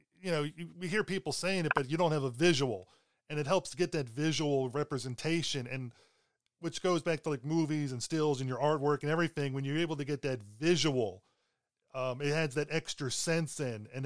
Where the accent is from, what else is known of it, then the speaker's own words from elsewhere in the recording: Baltimore, Maryland, United States; also born or lived in Pennsylvania; I was growing up in Baltimore after we moved from Pennsylvania